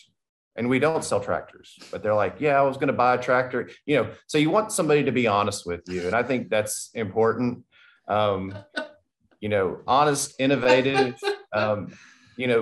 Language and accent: English; Tennessee, United States; I'm from Tennessee and now I'm here